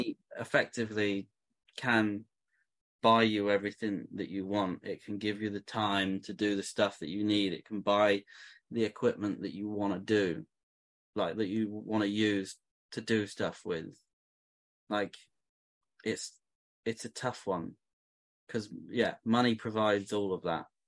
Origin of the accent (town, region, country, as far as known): England, United Kingdom; moved away